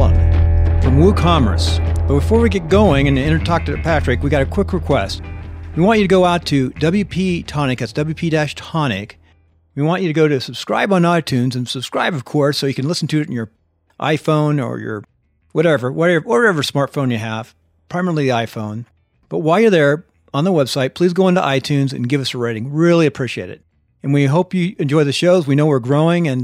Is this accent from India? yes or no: no; England, United Kingdom; I'm English